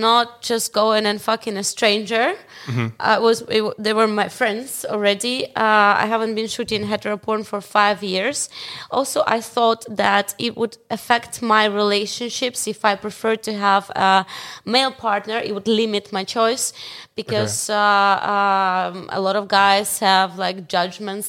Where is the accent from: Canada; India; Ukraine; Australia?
Ukraine; Ukrainian, I know because I live in Ukraine. I grew up in Ukraine.